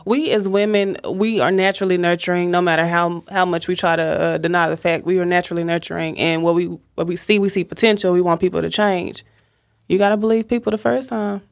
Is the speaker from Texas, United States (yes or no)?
yes; Dallas, Texas, United States; born and raised in Dallas